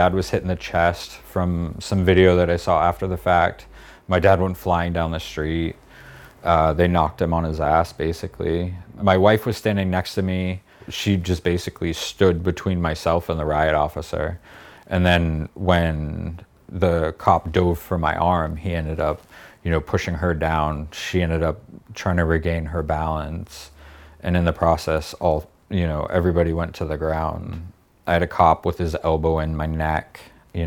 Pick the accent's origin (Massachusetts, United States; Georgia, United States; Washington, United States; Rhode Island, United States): Massachusetts, United States; Boston; I did grow up in a very white, privilegey place. I'm Irish and I'm from Boston.